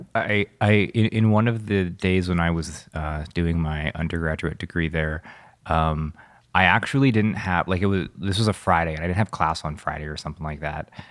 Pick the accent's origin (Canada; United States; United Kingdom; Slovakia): Canada; Vancouver, British Columbia; growing up in Vancouver